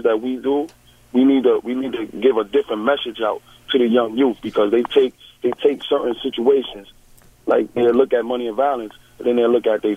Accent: New York City, New York, United States; I come from Fort Greene Projects.

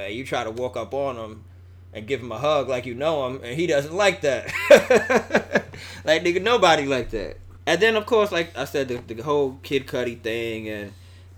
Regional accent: New York, United States; I'm from New York

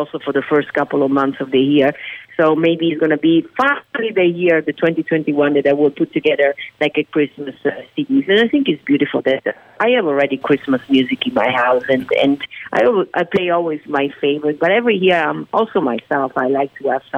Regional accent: Venice, Veneto, Italy; now in United States; born and raised in Italy

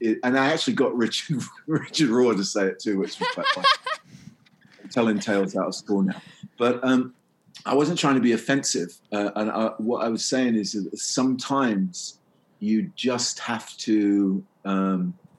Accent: England, United Kingdom; I'm English

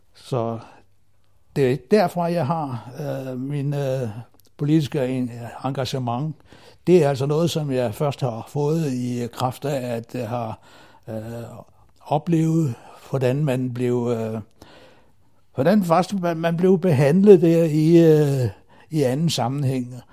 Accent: Himmerland, North Denmark Region, Denmark; moved away as an adult; also born or lived in Aarhus; now in Zealand, Denmark; jeg kommer fra Himmerlandsområdet, der jeg boede i første år af mit liv, til jeg flyttede til øh, Ja, det blev først til Aarhus

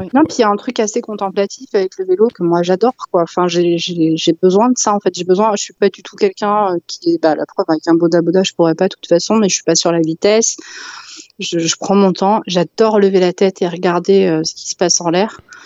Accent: Val-d'Oise, Île-de-France, France; j'ai grandi ouais, dans le Val d'Oise

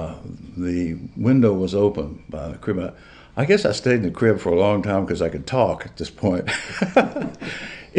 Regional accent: Richmond, Virginia, United States; I grew up in Richmond, Virginia

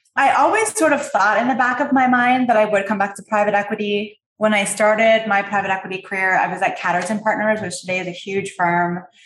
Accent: Canada; I'm from Canada

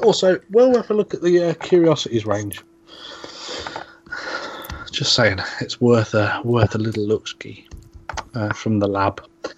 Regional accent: East of England, United Kingdom; No, I'm sort of East Anglia, so I'm East Mid

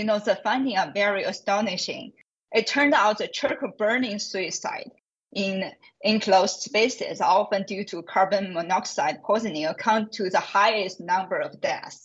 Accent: China; moved away as an adult; also born or lived in Hong Kong / Australia; now in United States; I was born in China. I finished my pharmacy degree in China as well.

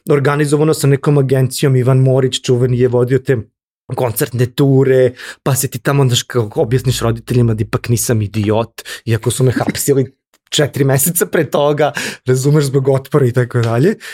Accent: Serbia; mi smo iz Srbije

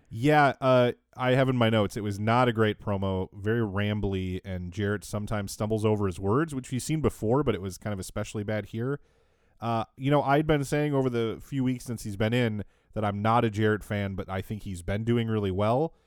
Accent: Minnesota, United States; I grew up Irish Catholic in Minnesota

